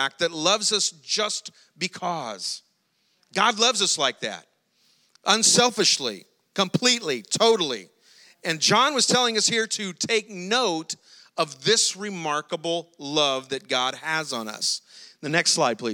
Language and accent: English; South Louisiana, United States; we're from South Louisiana, but we're not from that far, South Louisiana